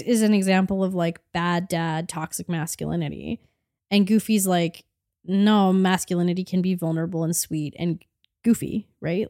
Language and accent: English; Canada